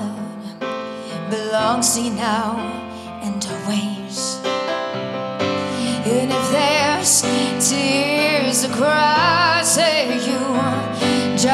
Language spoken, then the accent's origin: English; Castile, New York, United States; originally I'm from Castile, New York. It's a small town outside of Buffalo